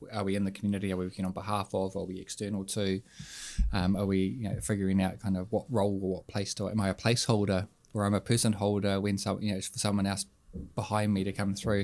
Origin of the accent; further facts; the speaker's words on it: Hutt Valley, Wellington, New Zealand; from the Hut